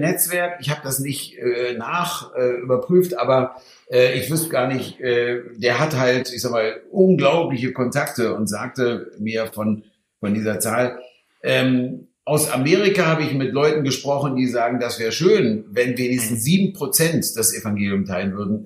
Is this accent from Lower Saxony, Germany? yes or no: yes; Hanover, Lower Saxony, Germany; Ich komme aus Hannover